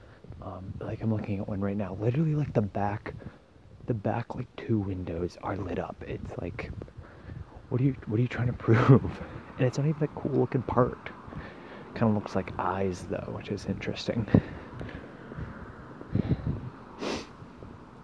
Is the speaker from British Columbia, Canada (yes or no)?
yes; Castlegar, British Columbia, Canada; my hometown of Castlegar